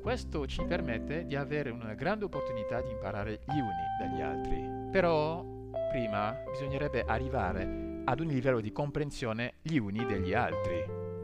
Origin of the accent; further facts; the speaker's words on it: Côte d’Ivoire; now in Italy; io, che vengo dalla Costa d'Avorio